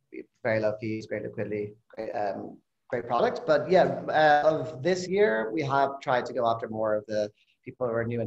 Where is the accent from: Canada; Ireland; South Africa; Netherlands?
Ireland; moved away as an adult; now in California, United States; I'm originally from Ireland. I moved to California after grad school, 11 years ago now.